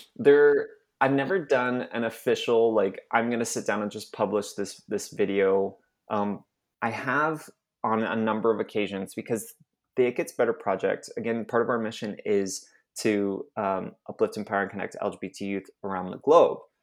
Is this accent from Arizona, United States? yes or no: yes; Mesa, Arizona, United States; moved away as an adult; also born or lived in Utah / Dominican Republic / Texas; I'm originally from Mesa, Arizona, um, which is basically Utah outside of Utah